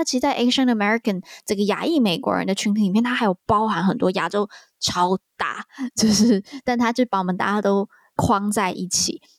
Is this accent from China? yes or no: no; Taiwan; 因为身为台湾人